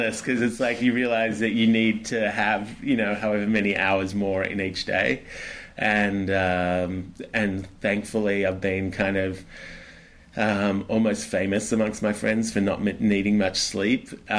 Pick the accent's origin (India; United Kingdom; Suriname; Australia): Australia; I'm an Aussie.